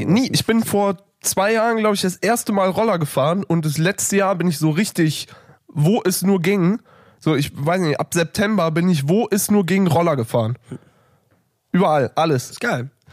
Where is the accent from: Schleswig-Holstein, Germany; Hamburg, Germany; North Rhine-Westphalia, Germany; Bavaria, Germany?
North Rhine-Westphalia, Germany; near Düsseldorf; now in Berlin, Germany; ich wohne so nah an Holland